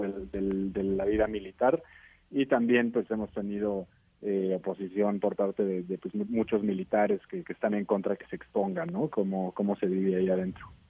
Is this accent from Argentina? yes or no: no; Mexico; como mexicano